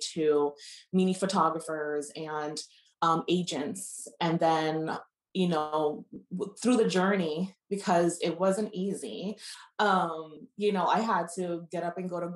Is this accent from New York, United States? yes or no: yes; New York City, New York, United States; I'm originally from New York City, from Brooklyn, New York